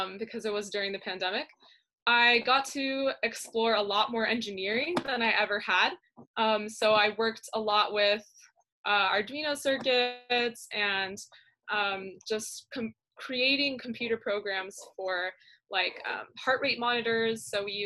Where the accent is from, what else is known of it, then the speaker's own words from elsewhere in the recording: San Jose, California, United States; I'm from San Jose, California, and I'm currently a senior in Lee High School